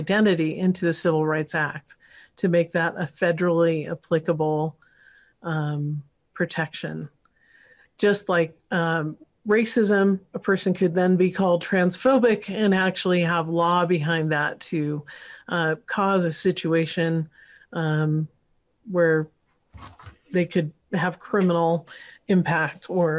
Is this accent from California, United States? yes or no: yes; California, United States; I grew up partly in California, so Northern Cal.